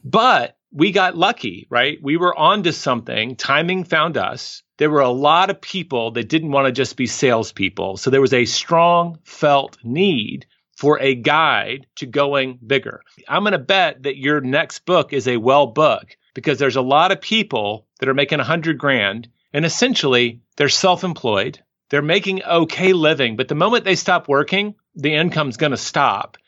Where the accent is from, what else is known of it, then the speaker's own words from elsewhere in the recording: the South, United States; moved away as an adult; also born or lived in New York City / Paris; now in Austin, United States; I'm from the South in the United States